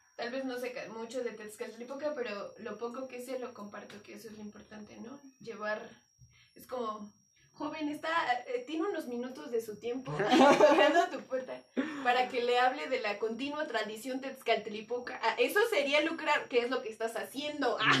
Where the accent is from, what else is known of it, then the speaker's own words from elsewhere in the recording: Mexico; eso me hace como mexicano